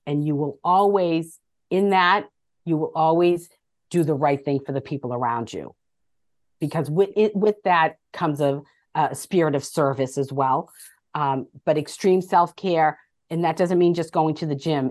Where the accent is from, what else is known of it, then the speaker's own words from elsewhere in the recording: Medford, Massachusetts, United States; growing up in Medford, Massachusetts